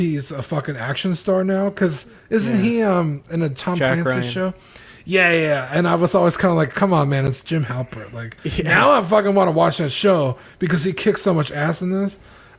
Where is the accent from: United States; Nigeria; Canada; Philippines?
Canada; As a Canadian, I want to hear what John has to say.